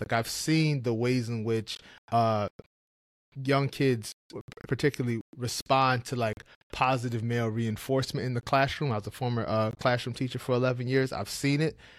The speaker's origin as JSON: {"language": "English", "region": "New York", "country": "United States", "tie": "born or raised there", "said": "I grew up in New York"}